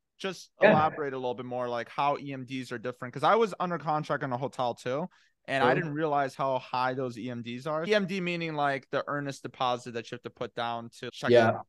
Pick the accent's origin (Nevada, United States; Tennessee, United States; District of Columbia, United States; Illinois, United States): Illinois, United States; Chicago; now in Los Angeles, United States; I'm from Chicago.